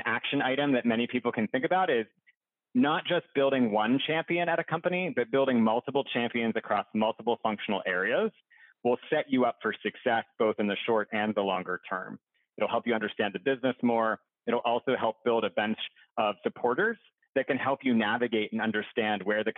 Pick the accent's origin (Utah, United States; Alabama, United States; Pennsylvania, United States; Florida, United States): Pennsylvania, United States; Pittsburgh; I'm from Pittsburgh originally